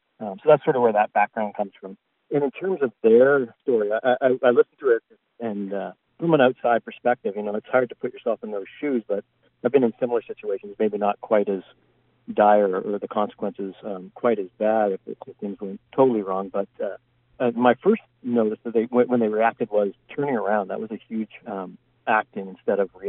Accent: Canada; I'm Canadian

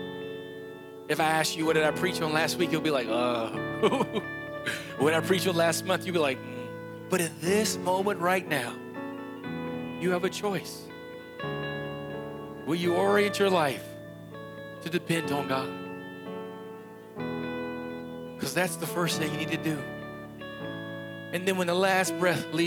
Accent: West Virginia, United States; I'm from West Virginia. It's not going to come out like the way it does for you all

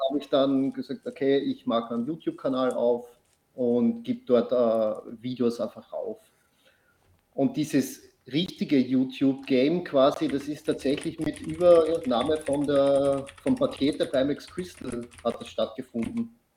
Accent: Austria; Ich komme aus Österreich, nicht aus Australien.

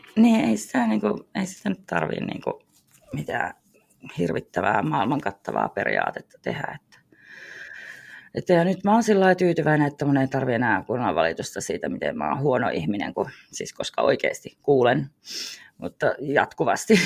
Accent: Finland; me ollaan Suomesta

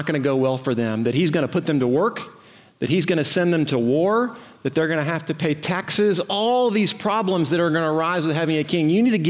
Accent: Houston, Texas, United States; moved away as an adult; now in Tyler, United States; I'm from Central Houston.

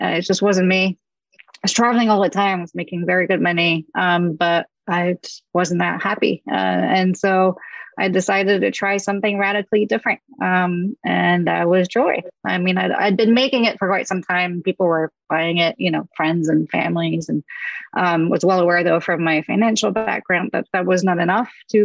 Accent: south of France, France; moved away; I grew up in France, in the south of France on the beach

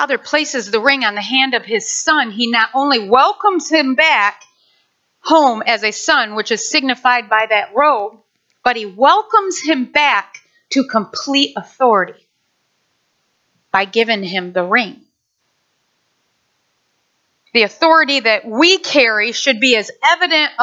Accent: Nashville, Michigan, United States; moved away; I grew up in Nashville, Michigan.

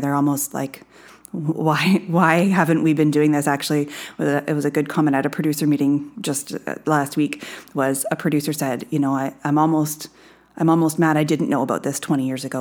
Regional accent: Bruce County, Ontario, Canada; I grew up in Bruce County, around a lot of beef cattle

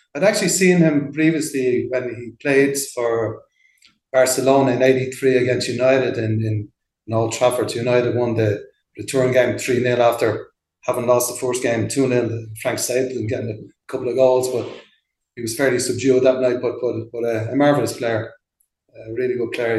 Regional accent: Dublin, Leinster, Ireland; moved away as an adult; also born or lived in London; now in Mexico; I'm from Ballyfermot originally, just like Jonathan Roach

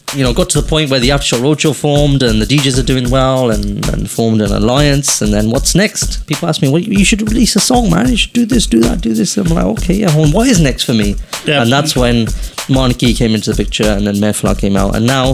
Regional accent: England, United Kingdom; It's not because I'm from England.

